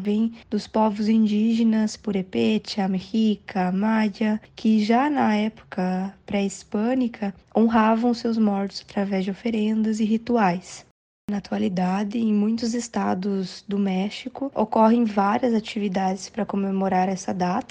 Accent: Brazil; nós brasileiros que também somos latino-americanos

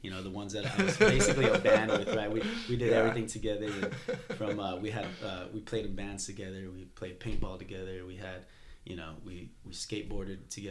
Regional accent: El Paso, Texas, United States; moved away as an adult; also born or lived in New Mexico; now in Austin, United States; I grew up in El Paso, Texas

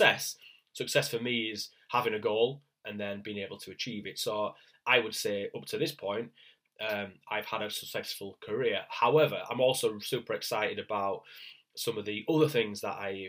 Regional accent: Leeds, Yorkshire and the Humber, United Kingdom; I'm from Leeds in the north of England.

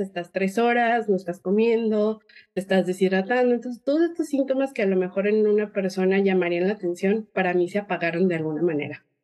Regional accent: Mexico; also born or lived in Guadalajara; soy mexicana, probablemente el acento se note un poco diferente

